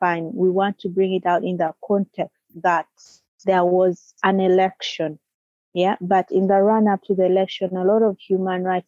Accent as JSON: {"language": "English", "country": "Uganda", "moved": "yes", "lives_now": "United Kingdom", "said": "I am Ugandan and living in the UK at the moment."}